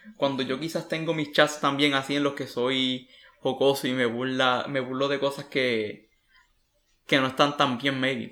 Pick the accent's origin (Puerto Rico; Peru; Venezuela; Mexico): Puerto Rico; moved away; soy un puertorriqueño que está fuera de la isla